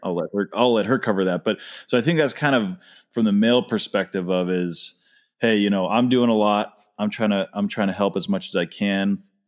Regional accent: just outside Boston, Massachusetts, United States; I grew up just outside Boston

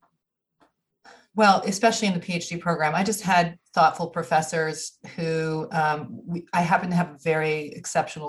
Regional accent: Burlington, Vermont, United States; moved away as an adult; also born or lived in Boston, Massachusetts / Utah; I grew up in Burlington, Vermont

